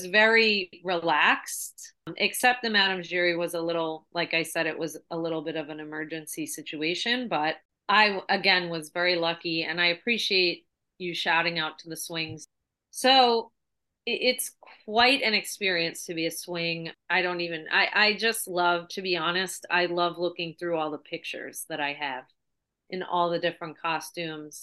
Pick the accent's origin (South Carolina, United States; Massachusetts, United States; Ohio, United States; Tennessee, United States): Massachusetts, United States; moved away as an adult; also born or lived in New York; I grew up in Mass.